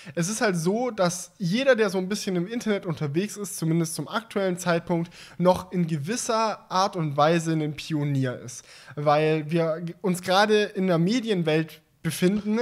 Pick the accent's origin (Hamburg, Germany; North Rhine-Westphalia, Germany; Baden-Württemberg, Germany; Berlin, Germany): Baden-Württemberg, Germany; near Stuttgart; Ich komme ja aus der Nähe von Stuttgart